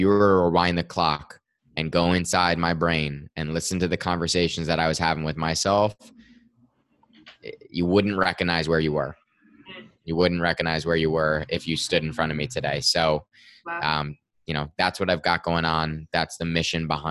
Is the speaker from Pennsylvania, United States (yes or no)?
no; Westfield, New Jersey, United States; I am in Westfield, New Jersey, about 35 minutes outside of New York. I grew up here in town, so I'm still in my hometown